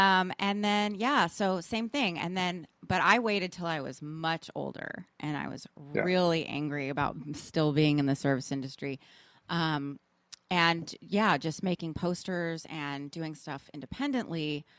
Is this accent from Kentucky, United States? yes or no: no; Austin, Texas, United States; I'm from Austin, Texas, but I grew up around a bunch of graffiti writers.